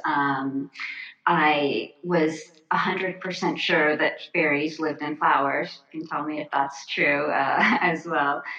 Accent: Florida, United States; when I was a kid, I grew up in Florida

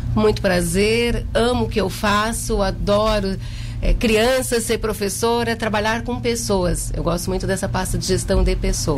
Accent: Jaguaruna, Santa Catarina, Brazil; eu nasci em Jaguaruna, no Hospital de Caridade, né? Há 43 anos.

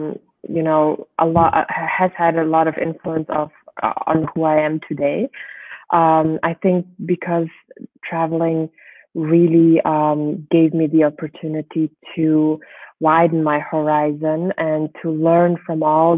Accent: Germany; also born or lived in Switzerland / France / United States; now in Mongolia; But yeah, I grew up in Germany. I was in Switzerland as well. I was in France as well. And then later on, I did my master's degree in the United States and finally came back in 2012 to Mongolia.

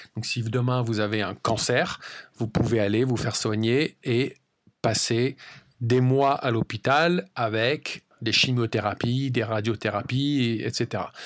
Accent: France; moved away as an adult; also born or lived in United States; now in England, United Kingdom; Pour ma part, j'ai grandi en France, mais j'ai également déménagé et j'ai vécu aux États-Unis pendant à peu près 8 ou 9 ans. Et maintenant, cela fait à peu près trois ans que j'habite en Angleterre

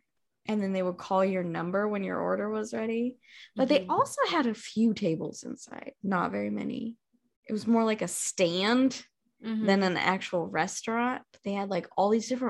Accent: Washington, United States; moved away; also born or lived in New York; when I was growing up in Washington

